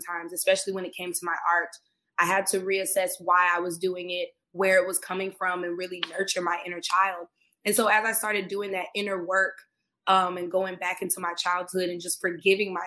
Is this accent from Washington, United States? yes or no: no; Tampa, Florida, United States; now in Los Angeles, United States; I'm originally from Tampa, Florida